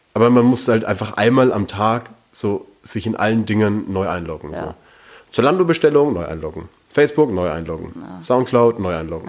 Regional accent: Langenzenn, Bavaria, Germany; wir kommen ja beide vom Land, wir kommen ja beide aus Langenzenn

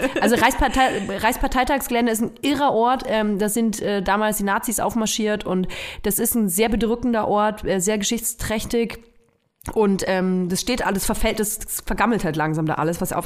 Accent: Nuremberg, Bavaria, Germany; moved away; Ich komme ja aus Nürnberg und ich höre auch total gerne Nürnberger Radiosender. Ähm, ich, mein Lieblingsradiosender früher als Kind war N1

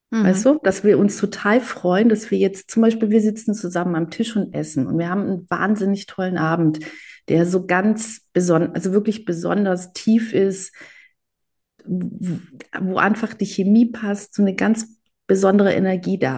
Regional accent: Greece; auch mit diesem Ich als Griechin, äh, Ost als Israeli.

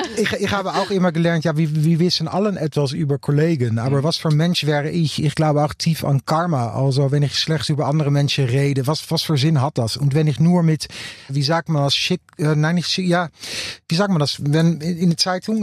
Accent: Utrecht, Netherlands; German is a second language; in Utrecht, meine Heimatstadt

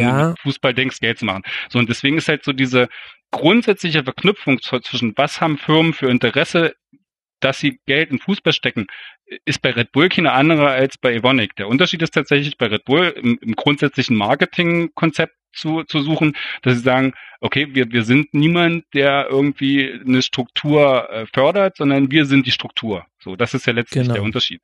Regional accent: East Germany, Germany; als Ostdeutscher ist man da wahrscheinlich auch so ein bisschen geprägt

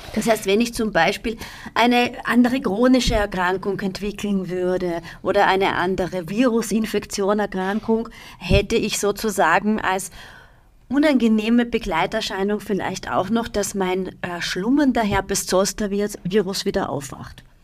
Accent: Austria; Bei uns in Österreich

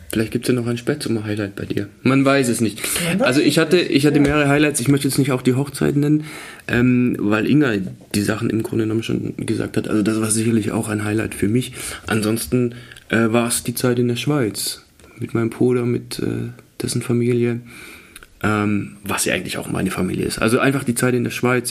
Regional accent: Swabia, Baden-Württemberg, Germany; ich komme ja aus dem Schwabenland

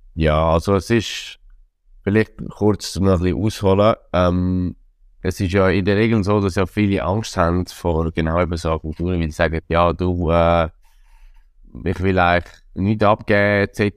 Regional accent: Zurich, Switzerland; als Zürcher

